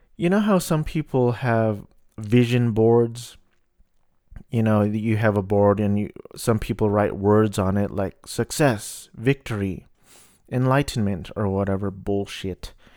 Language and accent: English; Garden Grove, California, United States; I grew up in Garden Grove, which is about five minutes from Disneyland